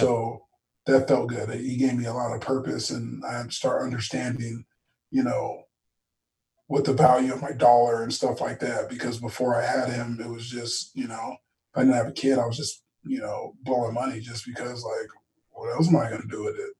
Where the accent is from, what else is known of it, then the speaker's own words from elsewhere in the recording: Tustin, California, United States; I was born and raised in Tustin